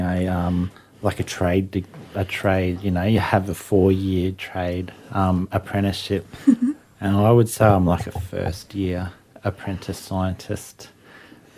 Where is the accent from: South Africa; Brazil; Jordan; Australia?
Australia; Toowoomba, Queensland; now in Sunshine Coast, Australia; Family lines mostly to Mungandai on the border, but I grew up in Toowoomba